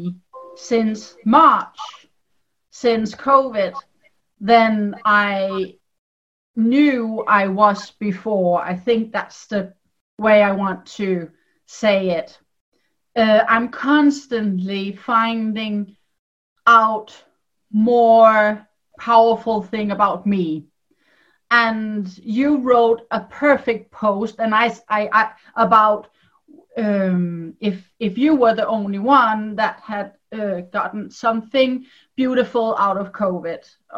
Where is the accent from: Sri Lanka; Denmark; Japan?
Denmark; I'm a Dane. I'm from Denmark